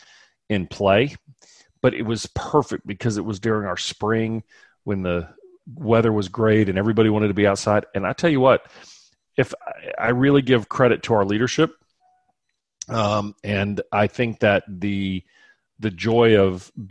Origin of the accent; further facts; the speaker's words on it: South Louisiana, United States; moved away; I'm from South Louisiana originally, and there's a Cajun restaurant right around the corner from me here that is from my hometown